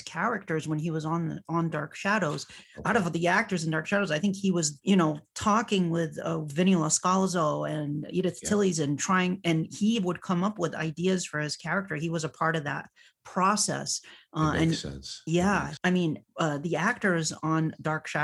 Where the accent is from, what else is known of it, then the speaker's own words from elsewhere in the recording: Massachusetts, United States; my home state here of Massachusetts